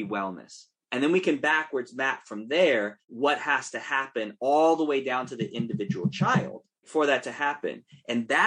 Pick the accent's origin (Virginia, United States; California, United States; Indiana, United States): California, United States; Oakland; if we're from Oakland